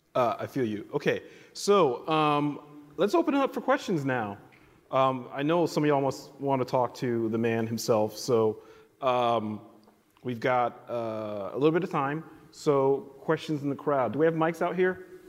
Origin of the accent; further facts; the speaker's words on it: New York City, New York, United States; I grew up in New York City